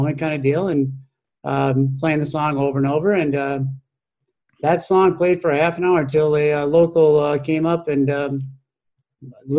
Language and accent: English; Minneapolis, Minnesota, United States; I'm an urban kid. I grew up in South Minneapolis